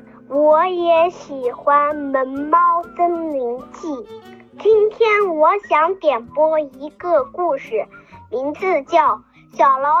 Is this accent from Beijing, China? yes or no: no; Lanzhou, Gansu, China; ，我今年六岁了，我来自甘肃兰州